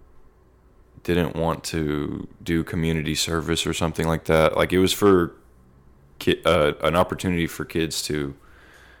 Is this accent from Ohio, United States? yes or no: no; Bryan, Texas, United States; also born or lived in College Station, Texas; I grew up more in Bryan